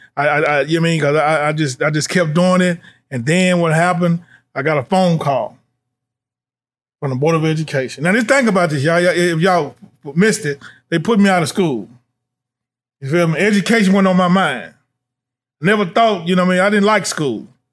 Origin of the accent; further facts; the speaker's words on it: Nashville, Tennessee, United States; now in Louisville, United States; I'm from Nashville, Tennessee